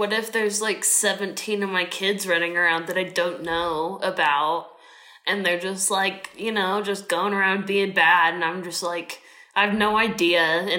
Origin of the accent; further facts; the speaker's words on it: United States; also born or lived in England; I'm from America. Like, you hear my voice. You've heard my voice this whole time.